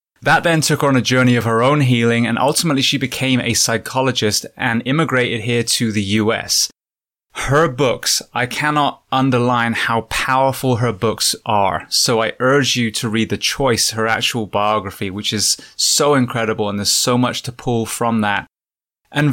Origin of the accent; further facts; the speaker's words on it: England, United Kingdom; moved away as an adult; now in United States; I'm originally from England. I moved to America 19 years ago now